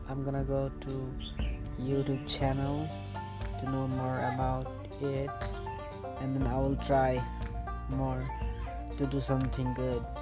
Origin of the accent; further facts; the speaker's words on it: India; Hello guys … I'm from India.